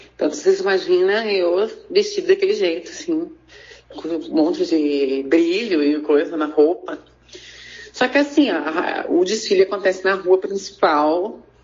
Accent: Taquari, Rio Grande do Sul, Brazil; eu sou de Itaquari, que é uma cidade que fica aqui pertinho, 40 quilômetros, ali para aquelas bandas ali de, de Paverama

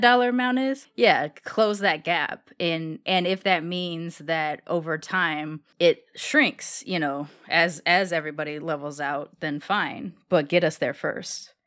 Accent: Long Beach, California, United States; moved away as an adult; now in Texas, United States; I grew up in Long Beach

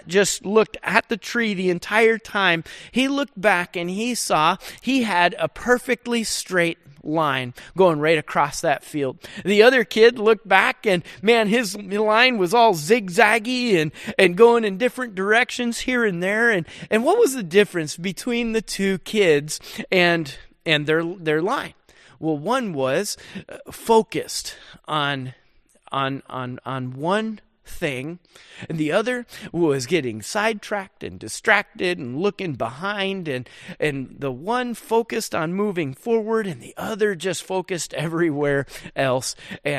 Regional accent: Rochester, New York, United States; And where I grew up back in Rochester, New York, man, we had all kinds of snow and we always played in the snow.

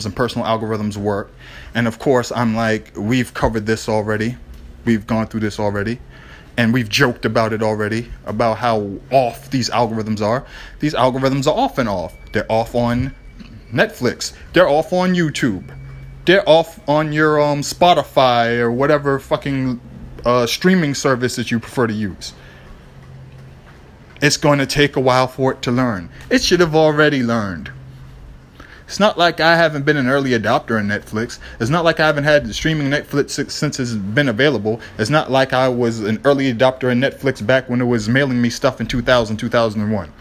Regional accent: Boston, Massachusetts, United States; I'm from Boston

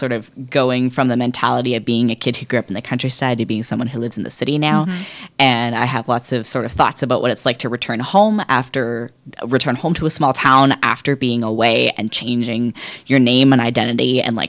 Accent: Bella Bella, British Columbia, Canada; now in Vancouver, Canada; I'm very hinged on being from British Columbia. I have a huge identity tie to where I grew up in Bella Bella. My identity is very interesting because I grew up in an Indigenous community. I'm an adopted member of the Heltsic Nation, but I'm not Indigenous.

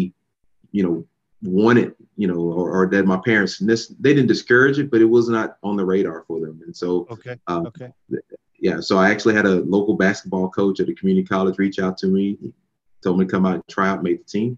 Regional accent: Dallas, Texas, United States; also born or lived in Corsicana, Texas; I grew up in Dallas, born and raised in Dallas

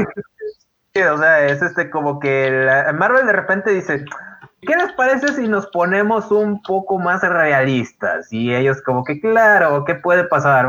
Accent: Guadalupe, Nuevo León, Mexico; no soy de Monterrey, soy de Guadalupe

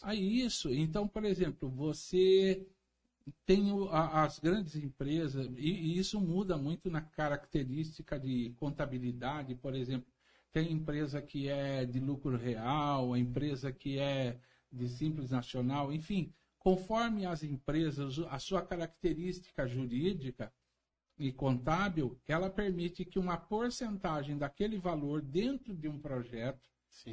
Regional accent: Santa Bárbara d'Oeste, São Paulo, Brazil; eu sou apaixonado por Santa Bárbara do Oeste

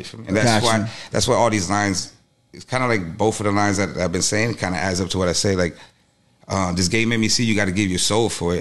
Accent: Cutler Ridge, Florida, United States; also born or lived in Los Angeles, California / Las Vegas, Nevada; I was born in L.A. originally, but I was raised here in Cutler Ridge

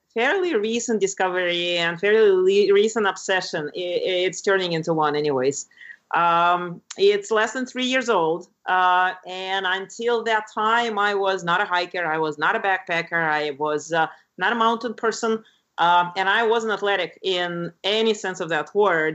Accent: Lithuania; moved away; When I grew up in Lithuania, which is a very pretty country in Northern Europe by the Baltic Sea.

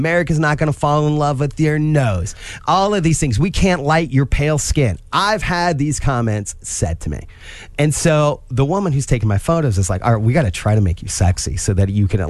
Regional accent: Angola, Midwest, United States; I'm from here. I grew up in Angola. And I have so much Midwest embedded in me.

